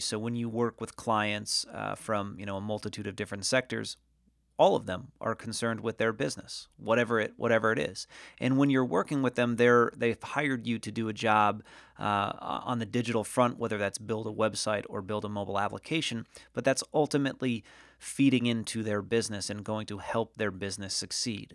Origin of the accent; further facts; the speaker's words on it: Norwich, Connecticut, United States; moved away as an adult; also born or lived in Hollywood, California; I was born and raised in a, in a small New England town called Norwich, Connecticut.